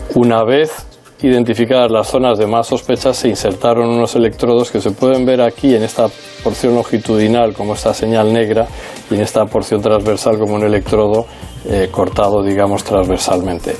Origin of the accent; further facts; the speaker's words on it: Newport News, Virginia, United States; moved away; also born or lived in Minnesota / Chicago; Nací en Newport News, Virginia